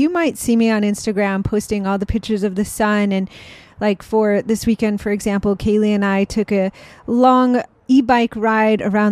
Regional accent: Rochester, New York, United States; moved away as an adult; also born or lived in Delaware; now in San Diego, United States; I grew up in Rochester, New York

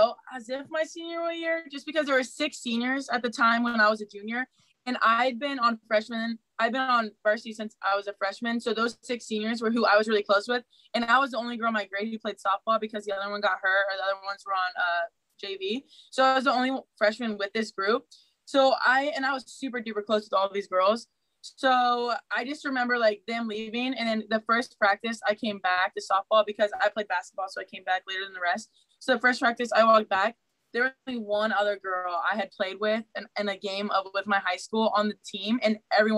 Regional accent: Ohio, United States; I'm from Ohio.

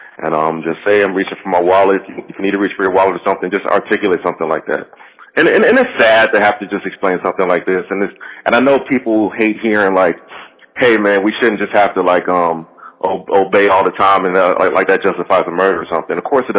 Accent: United States; growing up in America, I've experienced racism. But as a child growing up in the 70s and 80s

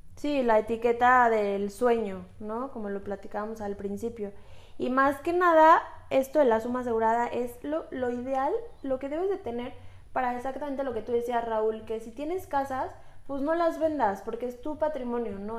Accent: Mexico; Somos mujeres mexicanas

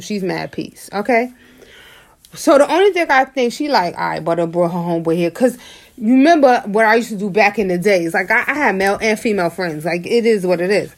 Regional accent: New York City, New York, United States; I'm from Harlem.

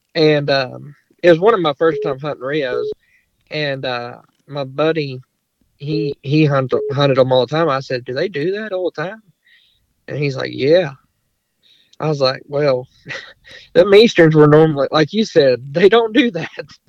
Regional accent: Longview, Texas, United States; I'm from East Texas, um, Longview area.

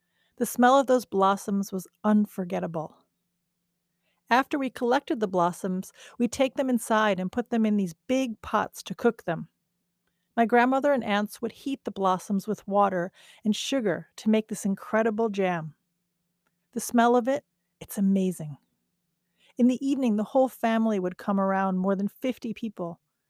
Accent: Tehran, Tehran Province, Iran; When we were kids growing up in Tehran, every spring my family and I would go visit my grandmother's sisters on the other side of the mountains in Gorgan, not far from the Caspian Sea.

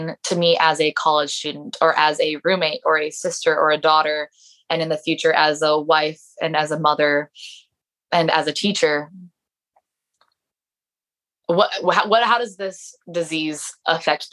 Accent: Mesquite, Nevada, United States; now in St. George, United States; my dad drove me up here to St. George because we are from Mesquite.

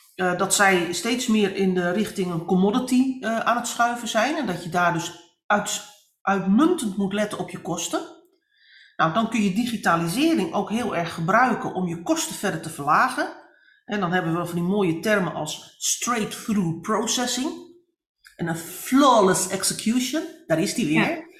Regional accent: Netherlands; wij als Nederlanders, maar ook als Europeanen

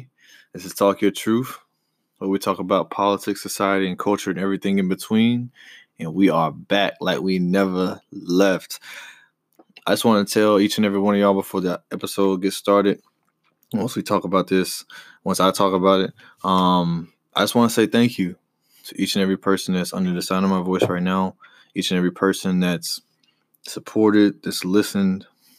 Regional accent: the South, United States; I grew up right here in the South, so I played football when I was younger all the way up until high school.

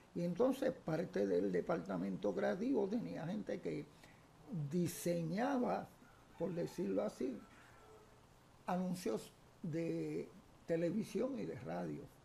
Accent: San Juan, Puerto Rico; also born or lived in Carolina, Puerto Rico; yo soy nacido en la barriada Figueroa, en Santurce, bien abajo de la calle Figueroa, casi a orilla de lo que es hoy Parque Central. Me crié en esa zona hasta los 10 años

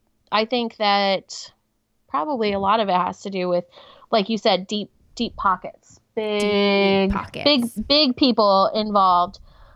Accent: Washington, United States; I'm from Washington

